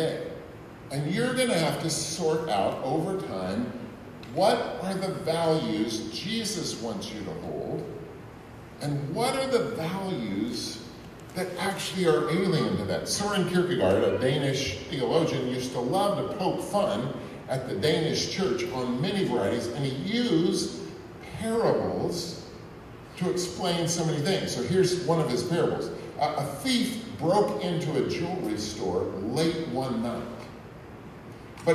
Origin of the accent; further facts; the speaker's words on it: Texas, United States; moved away as an adult; now in Ipswich, United States; I'm from Texas